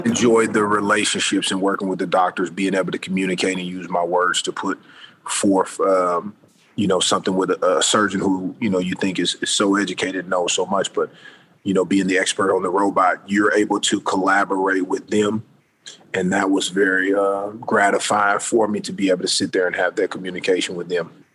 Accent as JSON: {"language": "English", "town": "Indianapolis", "region": "Indiana", "country": "United States", "tie": "born or raised there", "also_born_or_lived": "Orlando", "moved": "as an adult", "lives_now": "Los Angeles, United States", "said": "growing up in Indianapolis"}